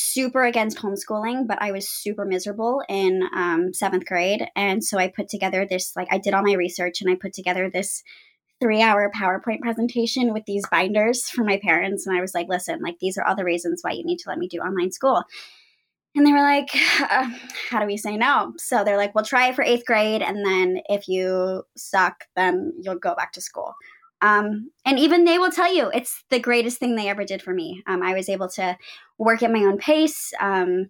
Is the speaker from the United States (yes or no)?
yes; Houston, Texas, United States; moved away as an adult; also born or lived in New York; I'm from Houston, Texas, which is where I am now